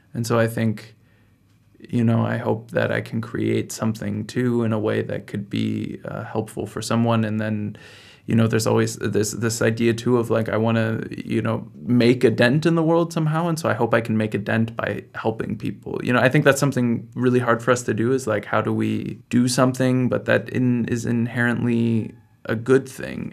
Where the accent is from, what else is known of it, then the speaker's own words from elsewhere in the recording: United States; moved away as an adult; now in Berlin, Germany; I'm also from the United States, and I'm here in Berlin